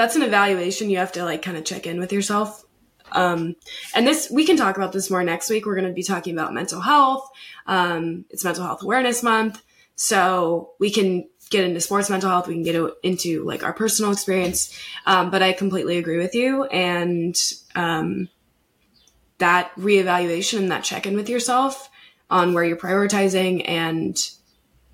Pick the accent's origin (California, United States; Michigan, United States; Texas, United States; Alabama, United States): California, United States; I am also from California, not from the South